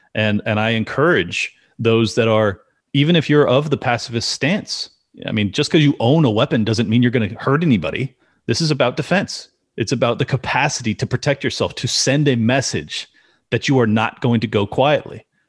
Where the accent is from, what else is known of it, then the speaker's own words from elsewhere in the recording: California, United States; I'm born and raised in California